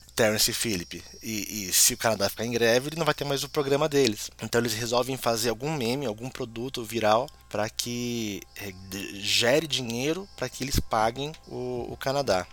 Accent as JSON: {"language": "Portuguese", "country": "Brazil", "said": "como brasileiro"}